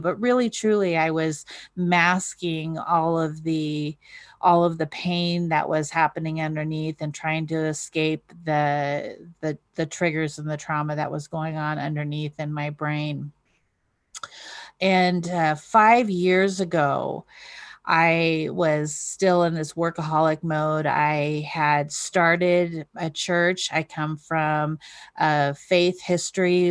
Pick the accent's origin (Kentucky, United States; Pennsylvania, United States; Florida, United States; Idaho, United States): Idaho, United States; North; I was raised in North Idaho